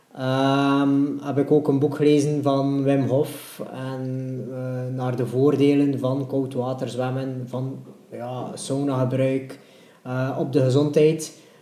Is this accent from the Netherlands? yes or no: no; Ostend, Flanders, Belgium; ik ben eigenlijk ook van de Vuurtorenwijk